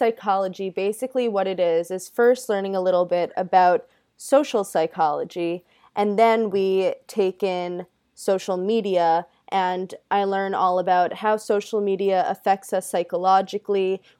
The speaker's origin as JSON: {"language": "English", "town": "Long Island", "region": "New York", "country": "United States", "said": "Yes, I'm from Long Island."}